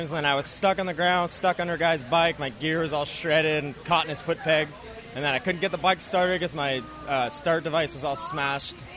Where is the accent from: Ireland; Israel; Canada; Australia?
Canada; Yeah, yeah I'm not bad. I'm Canadian.